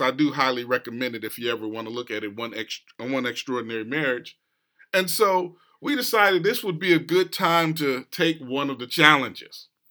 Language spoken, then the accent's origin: English; West Coast, United States; now in East Coast, United States; I grew up on the West Coast, and so even though I'm here on the East Coast now